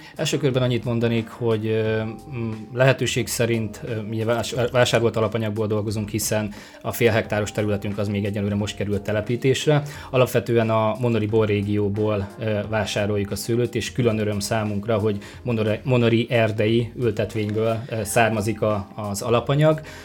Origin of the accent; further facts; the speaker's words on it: Borsod-Abaúj-Zemplén, Hungary; moved away; én Borsodabói Zemplén megyéből származom